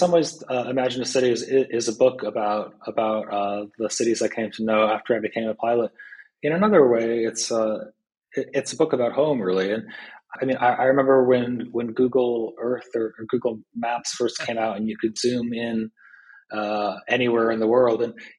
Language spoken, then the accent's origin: English; Pittsfield, Massachusetts, United States; we do actually pass over Pittsfield, my hometown. And it's really a really wonderful and sometimes almost eerie experience. It's a pretty small place.